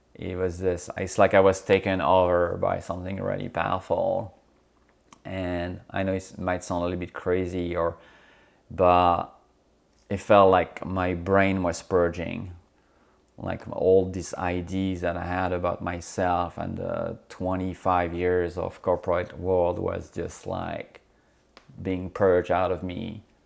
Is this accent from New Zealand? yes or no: no; France; moved away as an adult; also born or lived in Corsica / United Kingdom; now in United States; I grew up on mainland, uh, in France